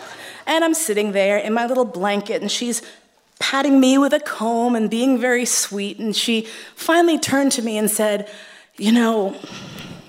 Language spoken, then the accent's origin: English; New York City, New York, United States; I grew up in Manhattan, in East Harlem